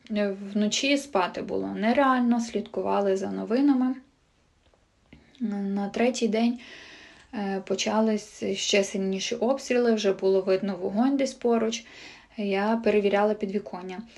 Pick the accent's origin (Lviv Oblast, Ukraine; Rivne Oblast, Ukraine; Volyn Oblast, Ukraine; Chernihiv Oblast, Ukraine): Chernihiv Oblast, Ukraine; Chernihiv; now in Kyiv, Ukraine; Живу та працюю в Києві. 24 лютого е, в мене на роботі мав бути вихідний. Я вирішила поїхати до мами. Сама я родом з Чернігова.